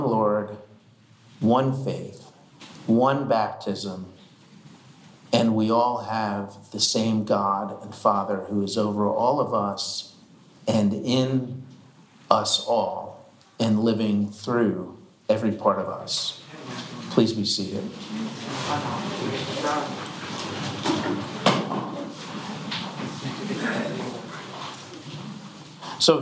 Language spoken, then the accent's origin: English; Marlton, New Jersey, United States; I grew up young in the Marlton area in New Jersey